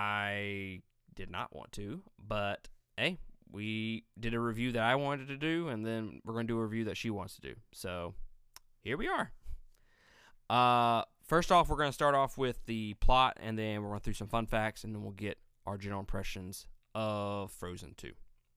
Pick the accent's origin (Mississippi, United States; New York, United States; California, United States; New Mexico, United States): Mississippi, United States; We're from Mississippi.